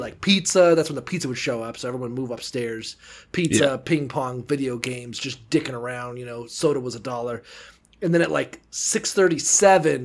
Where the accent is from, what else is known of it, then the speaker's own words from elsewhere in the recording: Niceville, Florida, United States; we're both from Niceville, Florida, and the Methodist church that we went to growing up